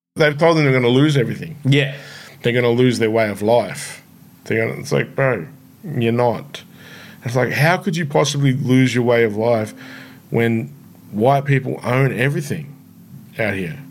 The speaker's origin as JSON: {"language": "English", "town": "Shepparton", "region": "Victoria", "country": "Australia", "tie": "born or raised there", "said": "I grew up in Shepparton"}